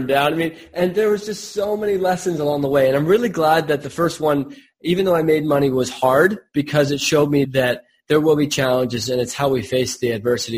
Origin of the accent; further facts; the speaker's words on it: Silicon Valley, California, United States; I grew up in Silicon Valley